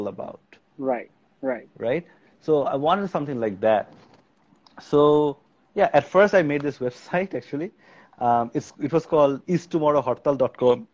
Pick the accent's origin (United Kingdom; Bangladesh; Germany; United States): Bangladesh; I was born and raised in Bangladesh